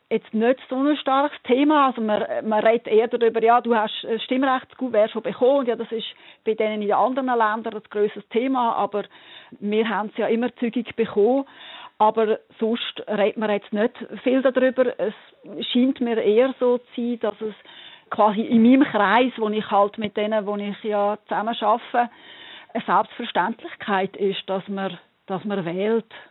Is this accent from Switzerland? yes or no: yes; Switzerland; moved away; will ich mich weiterhin als Schweizerin fühlen weil ich vielleicht auch wieder mal zurückkommen und darum gerne die Zukunft des Land mitbestimmen